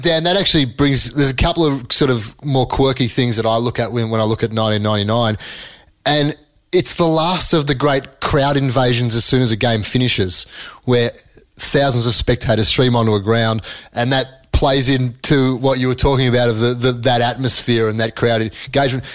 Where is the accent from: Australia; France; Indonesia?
Australia; as an Australian, we grew up probably early days in the 80s.